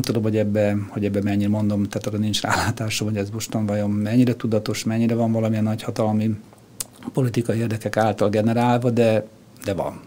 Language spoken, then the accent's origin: Hungarian; Budapest, Hungary; also born or lived in Lake Balaton; Tőzsdőkeres Budapesti vagyok